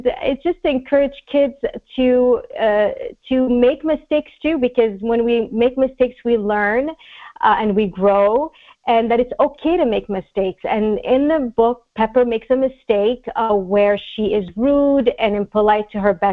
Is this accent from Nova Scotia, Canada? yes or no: no; Montreal, Quebec, Canada; also born or lived in Egypt; now in Los Angeles, United States; Montreal in particular, my hometown